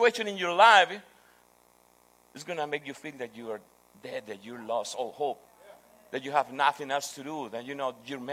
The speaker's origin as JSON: {"language": "English", "country": "Peru", "second_language": "English", "said": "I'm from Peru."}